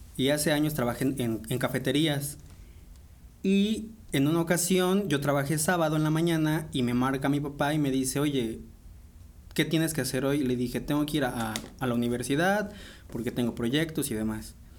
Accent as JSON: {"language": "Spanish", "region": "Puebla", "country": "Mexico", "tie": "born or raised there", "said": "Yo soy originario de aquí de la ciudad de Puebla. Aquí llevo todos los años viviendo"}